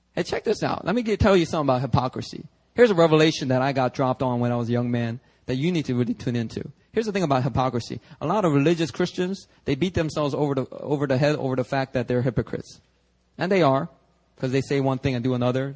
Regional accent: Philadelphia, Pennsylvania, United States; English is a second language; now in Seoul, South Korea; When I was growing up in Philly, I kid you not, true story. About fourth grade, all right, I was still learning English

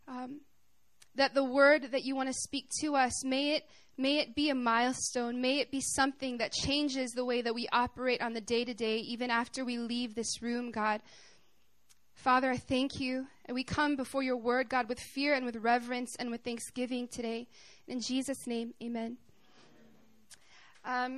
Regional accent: Arkansas, United States; I'm from Arkansas. I'm a country girl

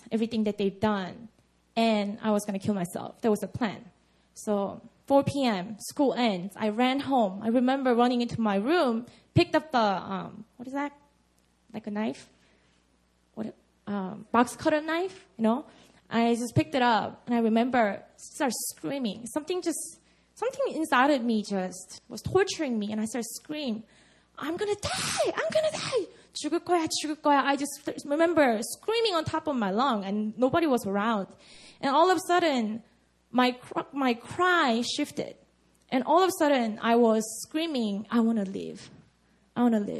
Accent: Busan, South Korea; English is a second language; now in Seoul, South Korea; my hometown, Busan

